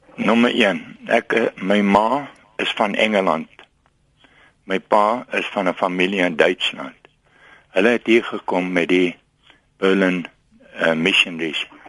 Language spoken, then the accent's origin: Afrikaans; South Africa; first language English; Afrikaans is a second language; Ek is in Suid-Afrika gebore